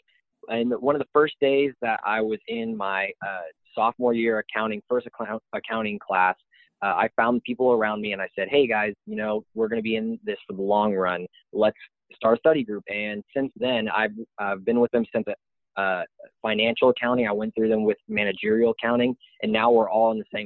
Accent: Austin, Texas, United States; moved away as an adult; now in Waco, United States; I came from Austin, Texas

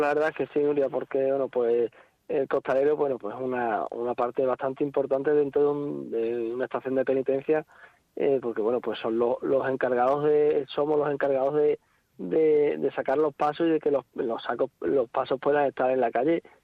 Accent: Zafra, Extremadura, Spain; soy de Zafra

